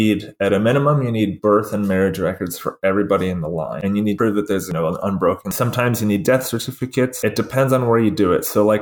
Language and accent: English; Georgia, United States; moved away; growing up in Georgia